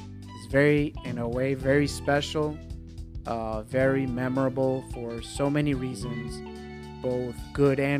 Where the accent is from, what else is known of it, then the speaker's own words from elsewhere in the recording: New York City, New York, United States; moved away; I grew up in New York. And so as a New Yorker